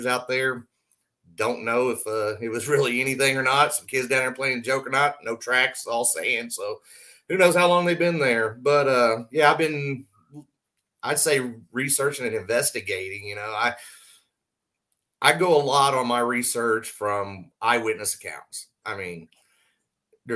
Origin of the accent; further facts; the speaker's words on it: Southwest Oklahoma, United States; now in Indiana, United States; I grew up in Oklahoma